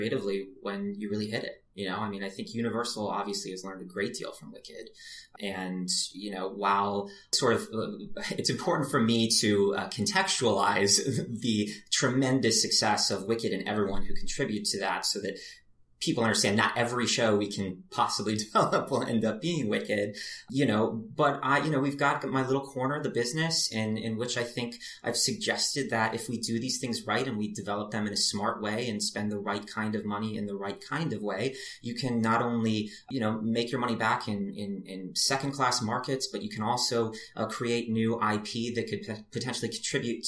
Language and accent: English; Naperville, Illinois, United States; moved away; I'm this kid from Naperville, Illinois